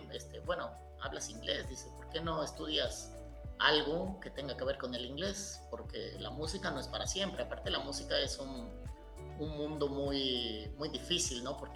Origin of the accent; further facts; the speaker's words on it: Jiutepec, Morelos, Mexico; also born or lived in Japan / Cuernavaca, Mexico; now in Uruguay; yo nací en 1978 en un pueblito de cuatro cuadras que se llama Jiutepec Morelos.